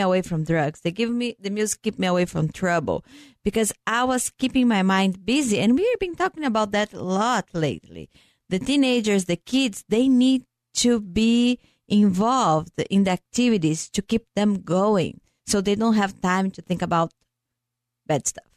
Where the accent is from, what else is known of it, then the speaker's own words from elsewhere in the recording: Brazil; moved away; I'm from Brazil